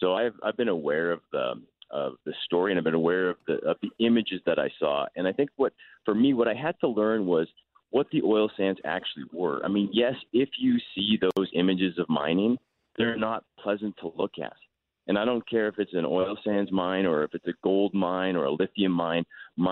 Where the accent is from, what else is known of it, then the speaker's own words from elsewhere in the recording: Calgary, Alberta, Canada; I'm from Calgary